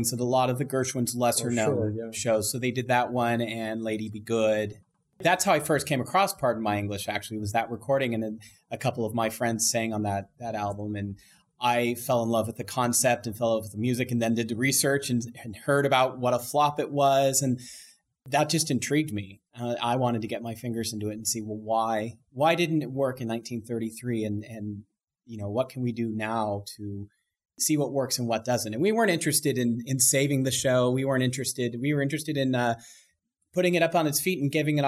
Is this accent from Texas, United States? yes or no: no; Bay Area, California, United States; also born or lived in Long Beach; I grew up in the Bay Area. I was a native of the South Bay for a long time